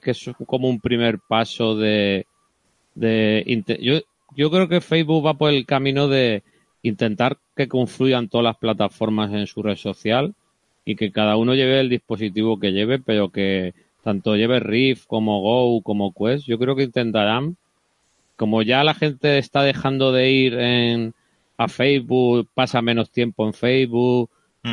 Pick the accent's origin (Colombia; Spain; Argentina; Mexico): Spain; Cartagena, Region of Murcia; now in Valencia, Spain; Yo soy de Cartagena, pero ya, ya de Valencia